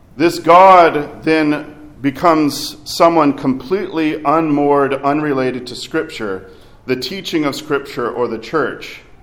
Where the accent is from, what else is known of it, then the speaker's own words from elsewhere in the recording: Arkansas, United States; I grew up in Arkansas.